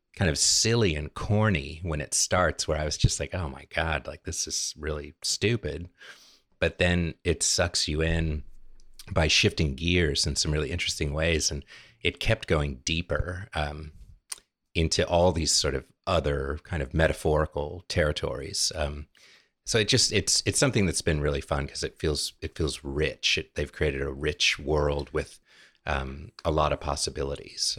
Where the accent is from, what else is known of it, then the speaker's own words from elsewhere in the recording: California, United States; now in Richmond, United States; my home state, my native California